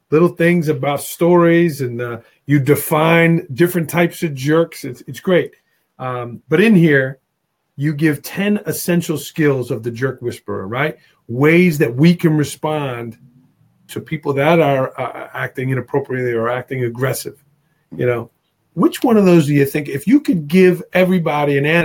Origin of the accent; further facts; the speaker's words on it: Staten Island, New York, United States; I grew up in Staten Island, New York, and uh, sometimes the accent will give it away.